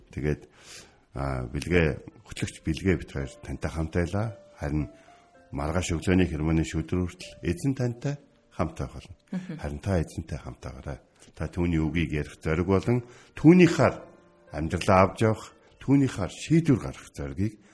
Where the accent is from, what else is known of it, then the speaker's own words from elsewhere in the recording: Mongolia; Би өөрөө монгол хүн болохоор би монгол хүмүүсийн нэг нь болохоор.